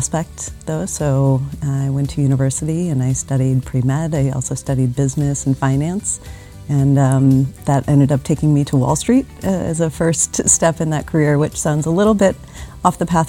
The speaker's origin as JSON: {"language": "English", "town": "Chicago", "region": "Illinois", "country": "United States", "moved": "as an adult", "lives_now": "Switzerland", "said": "I'm from Chicago originally"}